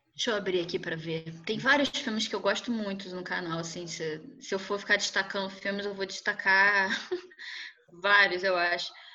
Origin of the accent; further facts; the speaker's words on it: Brazil; nós, enquanto brasileiros